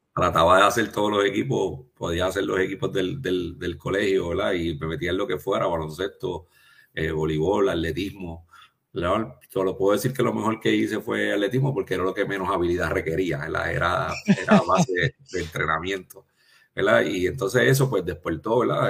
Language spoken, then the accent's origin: Spanish; Trujillo Alto, Puerto Rico; also born or lived in United States / Ponce; Yo soy original de Trujillo Alto. Nací, y me crié en Trujillo Alto.